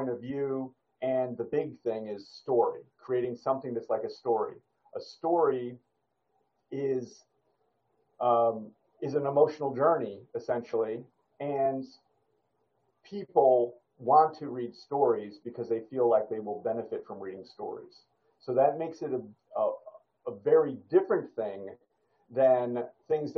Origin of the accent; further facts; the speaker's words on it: United States; I'm American